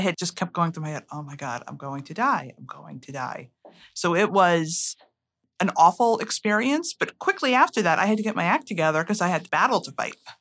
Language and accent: English; Connecticut, United States; I grew up in Connecticut.